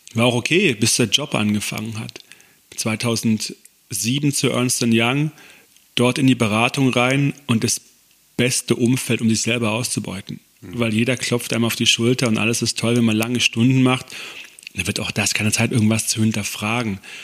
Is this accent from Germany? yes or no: yes; Konstanz, Baden-Württemberg, Germany; moved away as an adult; also born or lived in East Westphalia / Stuttgart; now in near Stuttgart, Germany; als ich acht Jahre alt war, an Bodensee gezogen mit meiner Mutter. Dort groß geworden, in Konstanz am Bodensee.